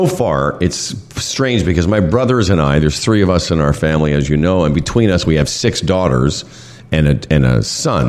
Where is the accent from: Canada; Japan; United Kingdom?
Canada; Western Canada; moved away as an adult; also born or lived in Quebec; now in Ontario, Canada; growing up in Western Canada.